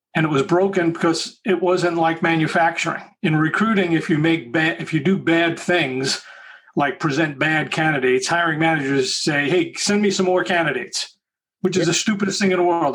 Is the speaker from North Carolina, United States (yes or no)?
no; Long Island, New York, United States; moved away as an adult; also born or lived in Bronx, New York City / Southern California; moved out to Long Island